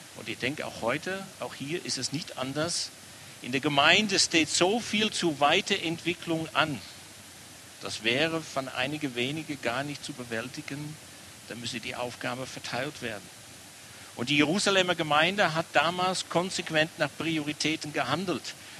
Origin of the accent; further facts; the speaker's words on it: Amsterdam, North Holland, Netherlands; German is a second language; now in Germany; An meiner Aussprache merkt man immer wieder, ich komme nicht aus Baden, bin hier in Amsterdam geboren